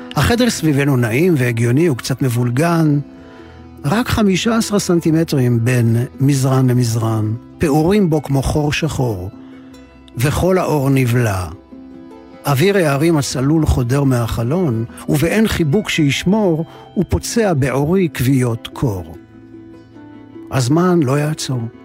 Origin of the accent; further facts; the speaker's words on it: Ramat Gan, Tel Aviv District, Israel; also born or lived in Jerusalem / Givatayim / Kibbutz Nir Eliyahu; הדירה הקטנה של הוריי, קומת קרקע, שכונת הג'ורה, רמת יצחק, רמת גן. מכאן יצאתי למסעותיי הקולנועיים הראשוניים